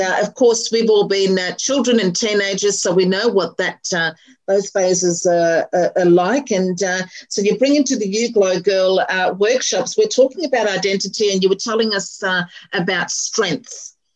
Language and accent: English; Melbourne, Victoria, Australia; also born or lived in Chadstone / Murrumbeena / Carnegie / Pakenham; now in Berwick, Australia; grew up in Clayton